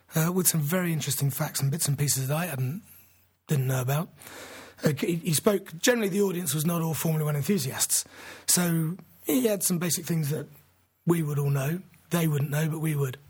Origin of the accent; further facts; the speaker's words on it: England, United Kingdom; as an Englishman